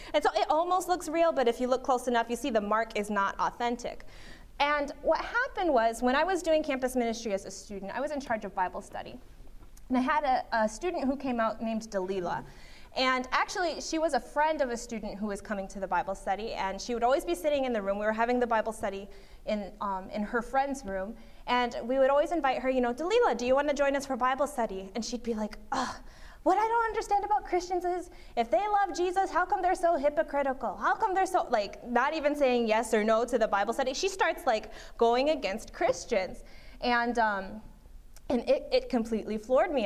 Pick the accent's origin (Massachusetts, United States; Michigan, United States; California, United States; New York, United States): Michigan, United States; Berrien Springs; I was raised in Berrien Springs, Michigan